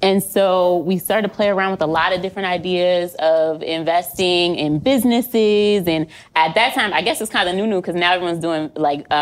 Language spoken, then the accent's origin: English; Pennsylvania, United States; now in Connecticut, United States; I'm from Pennsylvania